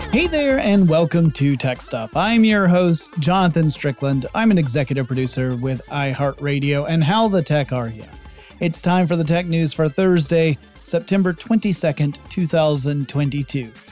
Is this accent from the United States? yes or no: yes; United States; my home country